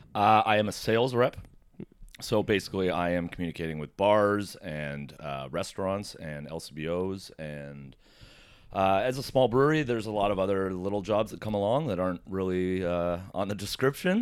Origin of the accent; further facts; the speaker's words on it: Oakville, Ontario, Canada; also born or lived in Mississauga; now in Toronto, Canada; I was born in Mississauga, grew up in Oakville, and then moved to Toronto